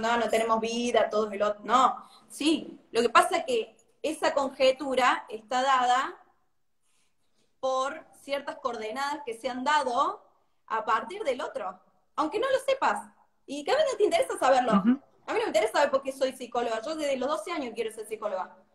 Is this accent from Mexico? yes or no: no; Córdoba, Argentina; Yo soy de Córdoba